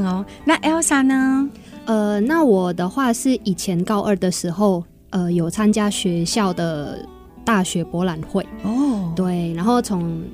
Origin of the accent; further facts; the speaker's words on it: Indonesia; moved away as an adult; now in Taiwan; 我是从印尼来的，呃，从十八岁来到台湾念大学